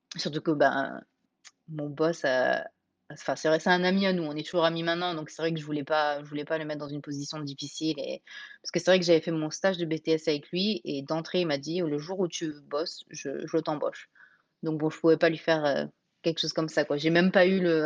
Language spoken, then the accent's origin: French; Nice, Provence-Alpes-Côte d'Azur, France; moved away as an adult; also born or lived in Portland, Oregon; now in Camas, United States; On habitait à Nice. On est niçois.